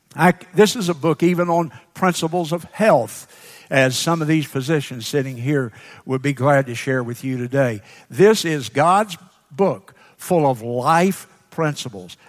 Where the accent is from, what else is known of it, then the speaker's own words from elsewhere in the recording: Sumter, South Carolina, United States; graduate from Edmonds High School then in Sumter.